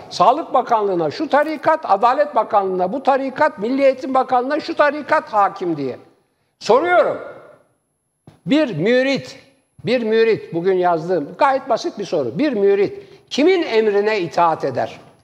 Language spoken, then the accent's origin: Turkish; Istanbul, Turkey; born or raised there